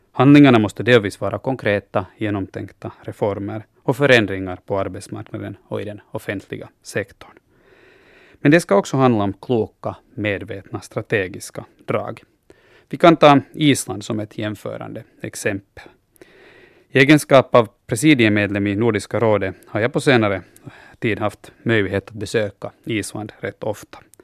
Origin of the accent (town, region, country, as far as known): Finland